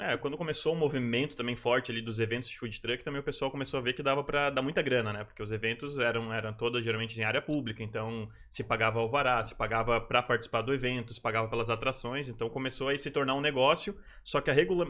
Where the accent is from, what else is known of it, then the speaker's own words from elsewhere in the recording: Rio Grande do Sul, Brazil; moved away as an adult; now in Florianópolis, Brazil; Eu sou gaúcho, sou, sou, natural do Rio Grande do Sul e estou em Florianópolis há mais ou menos uns 10 anos